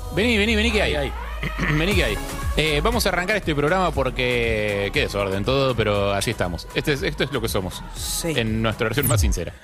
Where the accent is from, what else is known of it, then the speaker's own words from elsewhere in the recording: Buenos Aires, Argentina; yo vivía cerca de la cancha de Boca